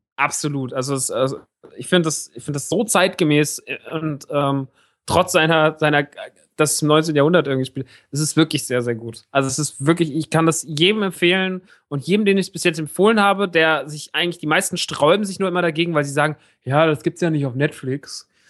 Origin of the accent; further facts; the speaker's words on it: Rodgau, Hesse, Germany; moved away; im Rottgau, im Kino meiner alten Heimat